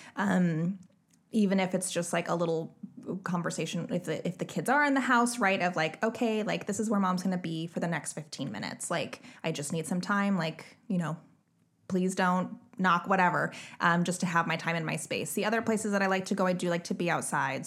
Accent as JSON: {"language": "English", "town": "Bellingham", "region": "Washington", "country": "United States", "tie": "born or raised there", "said": "my hometown of Bellingham"}